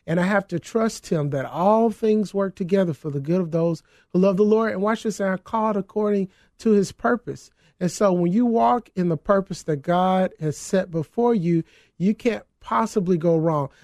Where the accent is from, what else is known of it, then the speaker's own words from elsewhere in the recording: Mississippi, United States; now in Chicago, United States; my home state, Mississippi